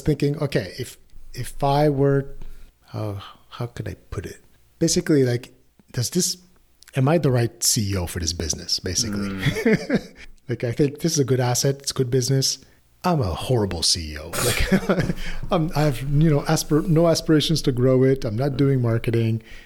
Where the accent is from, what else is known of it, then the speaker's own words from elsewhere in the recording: Canada; as a Canadian